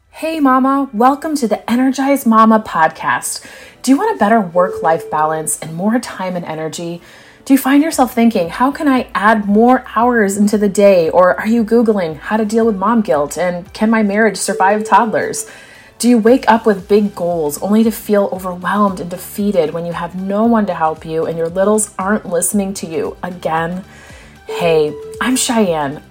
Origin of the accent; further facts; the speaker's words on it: United States; moved away; we brought our entire family here to the United States. So I'm coming to you as a new mom of two little boys and in a new country, in my home country.